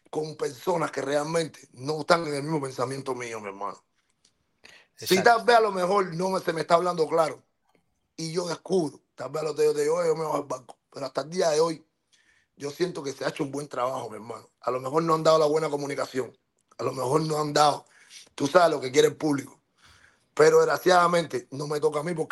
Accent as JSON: {"language": "Spanish", "country": "Cuba", "moved": "yes", "said": "por qué yo me fui de Cuba, de por qué yo estuve en el mar tres días, ¿Por qué yo tuve que sacar a mi mamá por un, con un pasaporte falso de Cuba?"}